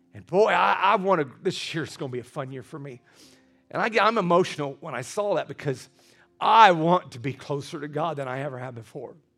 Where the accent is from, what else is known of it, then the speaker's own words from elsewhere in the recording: Scottsburg, Indiana, United States; moved away as an adult; also born or lived in Carmel, Indiana; I was from Scottsburg, Indiana.